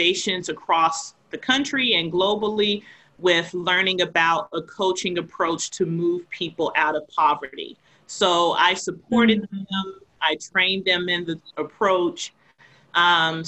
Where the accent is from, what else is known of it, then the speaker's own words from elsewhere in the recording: the South, United States; now in Boston, United States; I was a person who was raised in the South, of the South meaning the United States